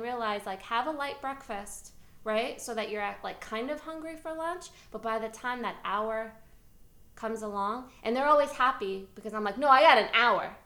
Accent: New York City, New York, United States; moved away; I am from New York City, and um, I'm very proud of it

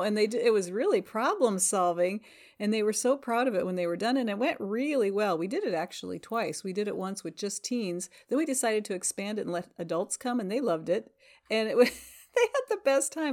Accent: Northwest Iowa, United States; also born or lived in Nebraska; now in Washington, Iowa, United States; I'm actually from Northwest Iowa

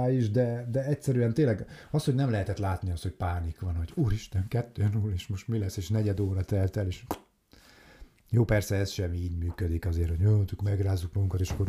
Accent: Hungary; így magyarként

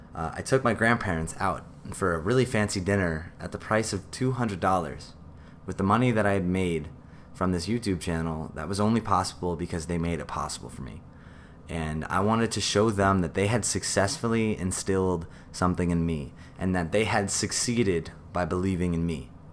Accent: New York City, New York, United States; I grew up in New York City.

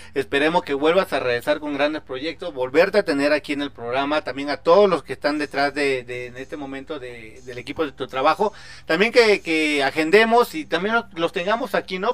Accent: Chiapas, Mexico; estoy de Chiapas

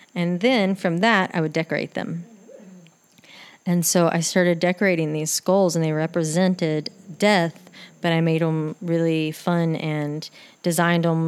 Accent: Texas, United States; I'd go back to Texas and do hair for like a week to make money

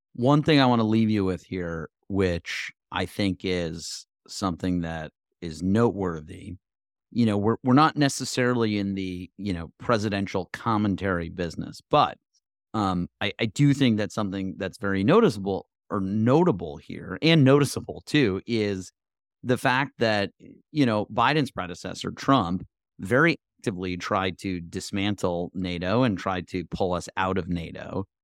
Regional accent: United States; as an American

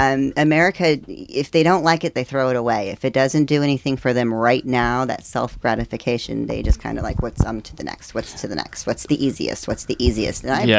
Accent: Kansas, United States; also born or lived in Indiana / Texas; now in Florida, United States; I was born in Indiana, then we moved to Kansas, and then Texas.

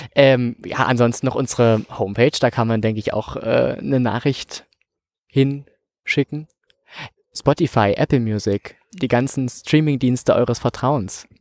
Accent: Saxony-Anhalt, Germany; bei uns in Sachsen-Anhalt

